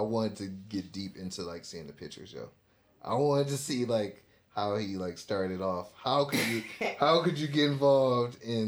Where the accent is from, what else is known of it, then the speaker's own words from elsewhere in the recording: Ohio, United States; also born or lived in Atlanta; I'm from Ohio